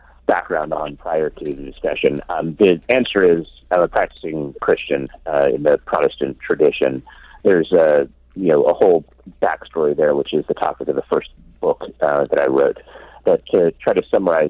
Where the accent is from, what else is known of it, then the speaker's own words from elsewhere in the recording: Ashland, Oregon, United States; the town which I grew up in, Ashland, Oregon